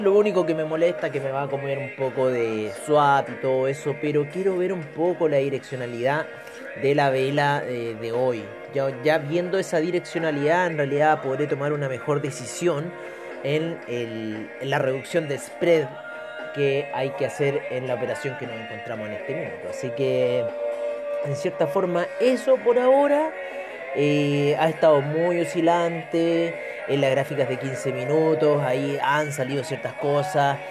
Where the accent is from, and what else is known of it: Chile